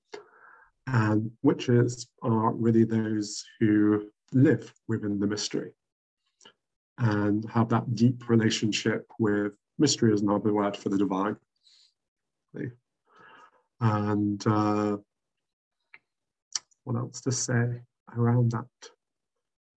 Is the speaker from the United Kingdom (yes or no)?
yes; London, United Kingdom; I grew up in London, where the school that I went to taught Sanskrit, philosophy